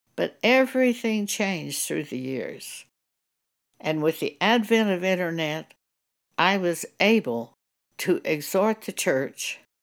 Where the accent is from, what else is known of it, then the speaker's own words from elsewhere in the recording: Broadview, New Mexico, United States; also born or lived in Clovis, New Mexico; we lived in a s, very small village called Broadview.